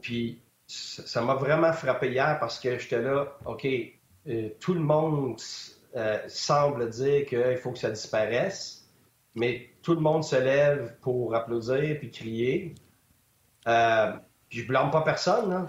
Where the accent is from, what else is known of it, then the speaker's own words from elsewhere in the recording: Quebec, Canada; moi ou un autre Québécois